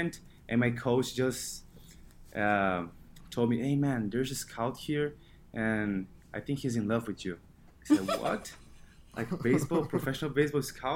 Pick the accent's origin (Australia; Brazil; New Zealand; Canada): Brazil; São Paulo; first language Portuguese; English is a second language; moved away as an adult; now in United States; I grew up in the biggest city in my country. It's called São Paulo.